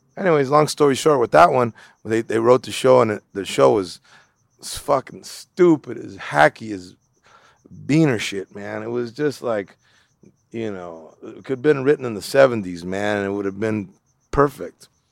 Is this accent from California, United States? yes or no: yes; Los Angeles, California, United States; I grew up in East L A in Bald Heights